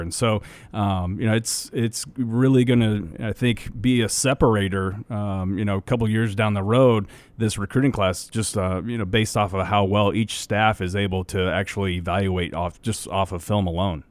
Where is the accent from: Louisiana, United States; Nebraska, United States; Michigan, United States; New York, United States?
Nebraska, United States; we grew up in Nebraska